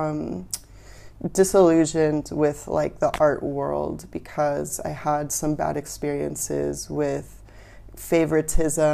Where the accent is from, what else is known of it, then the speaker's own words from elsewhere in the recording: Portland, Oregon, United States; moved away as an adult; also born or lived in California; now in Vietnam; I lived in Portland, Oregon, when I was growing up